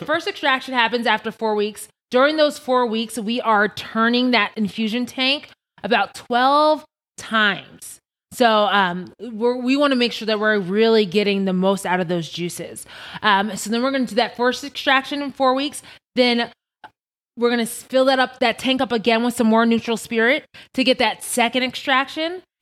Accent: Long Island, New York, United States; moved away as an adult; now in Las Vegas, United States; I'm originally from Long Island, New York. Strong Island.

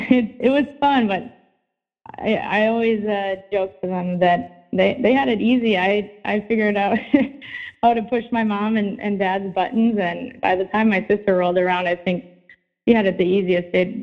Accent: Midwest, United States; You'd think for growing up in the Midwest, I would be used to it, but I'm just not a fan of freezing.

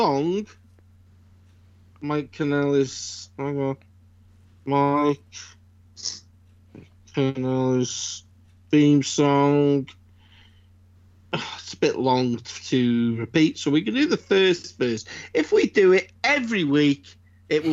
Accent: United Kingdom; As a Brit

